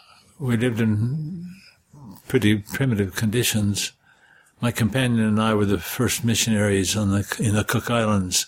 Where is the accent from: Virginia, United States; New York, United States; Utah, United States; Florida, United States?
Utah, United States; Cache Valley; I was born and raised in Cache Valley